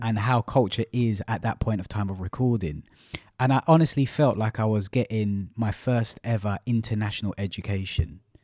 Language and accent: English; London, United Kingdom; also born or lived in Malaysia; from East London